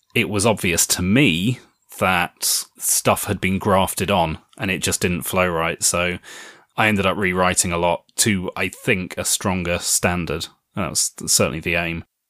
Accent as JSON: {"language": "English", "country": "United Kingdom", "said": "I am a British author"}